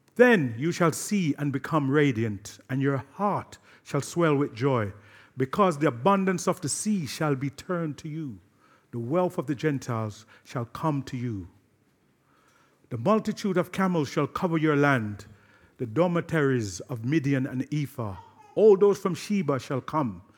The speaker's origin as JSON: {"language": "English", "region": "London", "country": "United Kingdom", "tie": "born or raised there", "said": "my hometown, Brixton"}